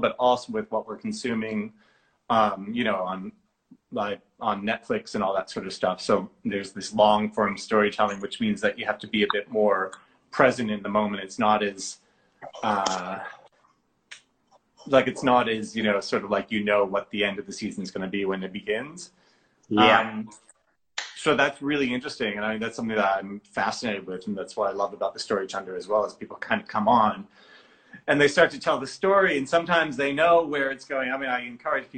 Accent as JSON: {"language": "English", "town": "Boston", "region": "Massachusetts", "country": "United States", "said": "I'm from Boston in Massachusetts"}